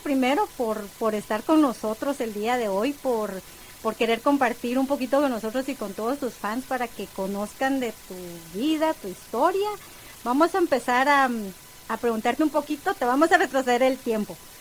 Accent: Quetzaltenango, Guatemala; yo también soy de Quetzaltenango

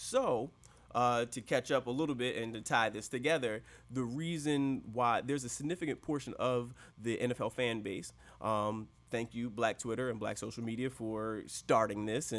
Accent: Baltimore, Maryland, United States; I'm from the Baltimore area, so we are fans of the Ravens

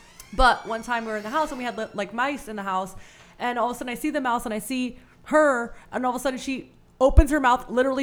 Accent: New York City, New York, United States; also born or lived in Queens; I grew up in New York

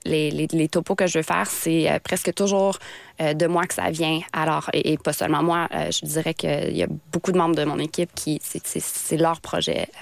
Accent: Sturgeon Falls, Ontario, Canada; accent: franco-ontarien; moved away as an adult; now in Quebec, Canada; je suis franco-ontarienne, puis je pense que je veux être fidèle à mes racines

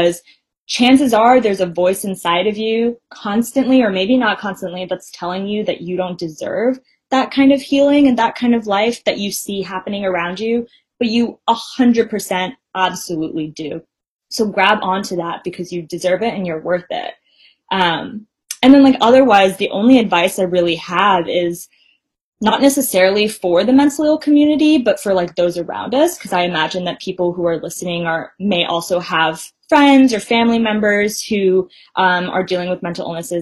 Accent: Bay Area, California, United States; being someone who was raised in the Bay Area

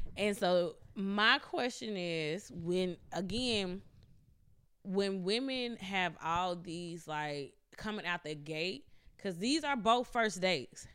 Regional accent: Mississippi, United States; I'm from Mississippi, so being from Mississippi and growing up r, with my grandparents

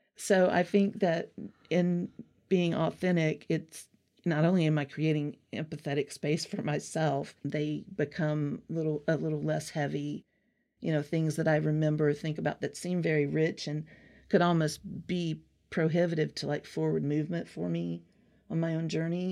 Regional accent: Alabama, United States; accent: Southern; I'm from Alabama originally for many generations

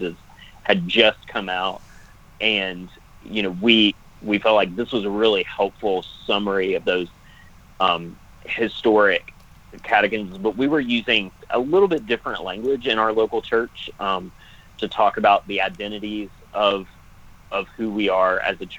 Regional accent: Americus, Georgia, United States; I grew up in Americus

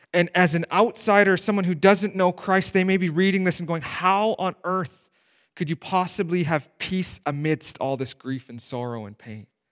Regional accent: Steinbach, Manitoba, Canada; I grew up in Steinbach, right? There's not a more conservative town to grow up in in Canada

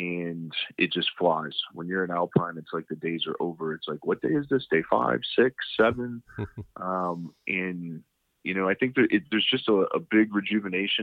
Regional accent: Cleveland, Ohio, United States; also born or lived in Michigan; now in Colorado Springs, United States; I grew up in Cleveland, Ohio

